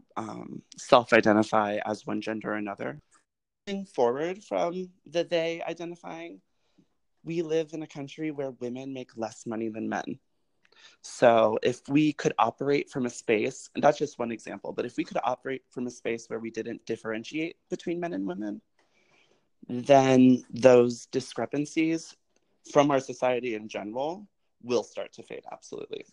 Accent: Colorado, United States; moved away; also born or lived in Los Angeles / New York / Atlanta; I grew up in Colorado, which is primarily white, but extremely progressive

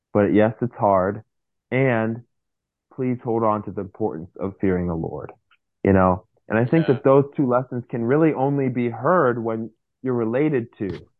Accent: United States; I grew up in America

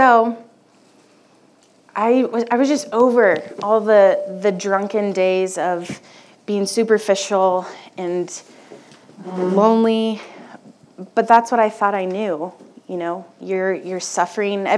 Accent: Wichita, Kansas, United States; I grew up in Wichita, and I went to a Catholic school my whole life

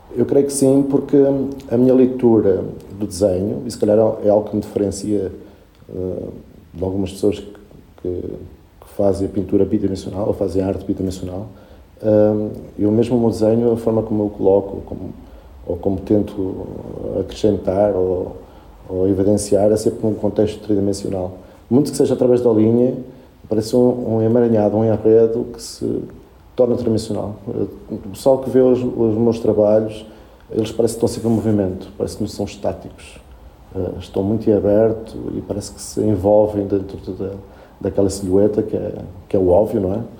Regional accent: Portugal; first language Spanish; Portuguese is a second language; also born or lived in Puerto Cabello, Venezuela; eu, quando cheguei a Portugal, que tinha seis anos, uh, para mim foi um contraste por causa da língua e só falava espanhol, não percebia nada de português

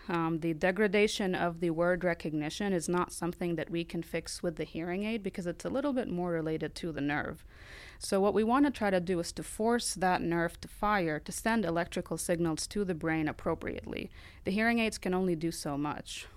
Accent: Lebanon; moved away as an adult; now in United States; I'm from Lebanon originally

